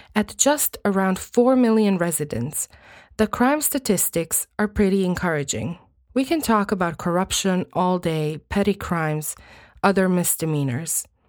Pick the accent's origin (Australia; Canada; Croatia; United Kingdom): Croatia; first language Croatian; English is a second language; I was born and raised in Croatia, and I still live here